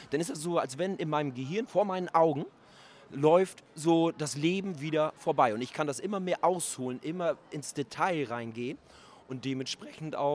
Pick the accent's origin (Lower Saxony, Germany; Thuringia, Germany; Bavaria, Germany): Lower Saxony, Germany; Schwaneburgermoor; also born or lived in Wittmund; da beschreibe ich meine Kindheit in Schwaneburger Moor. Und die ging vom, ich kann mich ab meinem vierten Lebensjahr, kann ich mich eigentlich an jeden Tag erinnern. Und wir sind mit zehn Jahren sind wir von Schwaneburger Moor nach Wittmund gezogen, also nach Ostfriesland.